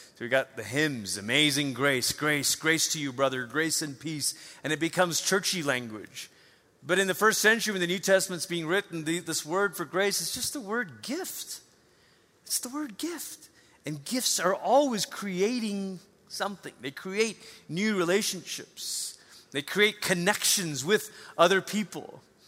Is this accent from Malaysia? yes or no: yes; Malaysia; moved away; I grew up in Malaysia, you know, there's no snow.